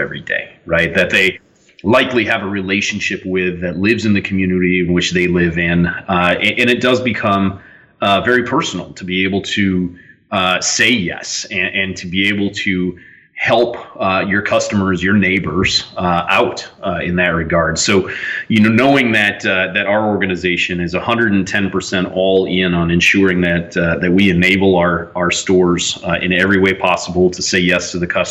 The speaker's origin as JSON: {"language": "English", "region": "Minnesota", "country": "United States", "tie": "born or raised there", "said": "I grew up in Minnesota"}